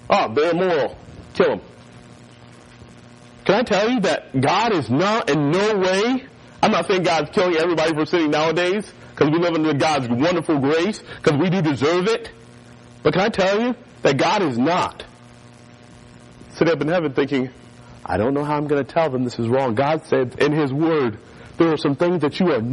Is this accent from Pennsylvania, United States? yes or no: no; North Carolina, United States; moved away; also born or lived in Florida; growing up in North Carolina, we had hurricanes